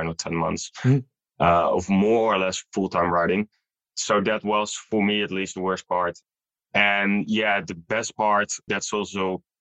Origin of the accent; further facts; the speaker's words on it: Netherlands; also born or lived in Utrecht / Amersfoort; I'm from the Netherlands.